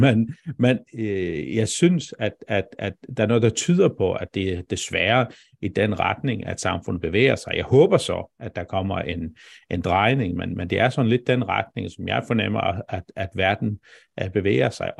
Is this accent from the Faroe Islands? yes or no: yes; Faroe Islands; now in Denmark; nu var jeg så ret ung, da jeg flyttede fra færgerne, men, men, men jeg er færing